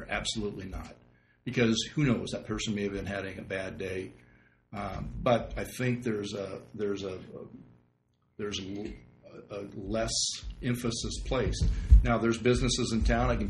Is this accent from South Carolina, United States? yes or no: no; Oregon, United States; I grew up in East Multnomah County, and, and when I drive past Troutdale coming east, I always get this.